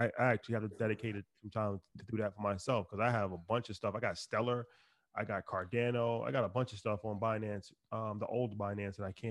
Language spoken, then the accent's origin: English; New York City, New York, United States; I'm from Northside. Why? Northside, Queens.